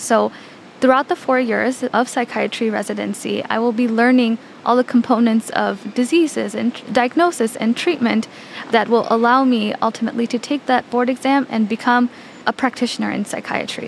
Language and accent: English; Chicago, Illinois, United States; I was raised in the Chicagoland area and I completed all of my schooling here